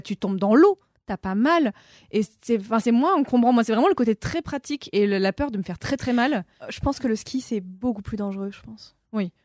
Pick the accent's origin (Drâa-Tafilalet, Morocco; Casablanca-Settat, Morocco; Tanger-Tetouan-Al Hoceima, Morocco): Casablanca-Settat, Morocco; Casablanca; moved away as an adult; j'ai grandi au Maroc parce que mon père est franco-marocain, donc j'ai vraiment vécu 18 euh, bah, ans à Casablanca